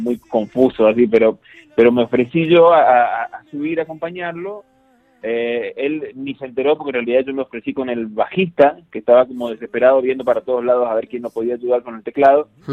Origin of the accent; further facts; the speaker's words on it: Argentina; now in Guadalajara, Mexico; tres de los integrantes de Laudato somos argentinos